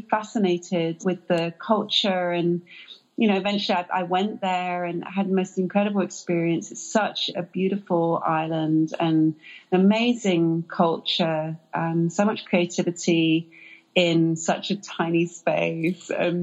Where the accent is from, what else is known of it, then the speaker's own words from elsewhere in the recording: England, United Kingdom; now in United States; I am an immigrant, I am British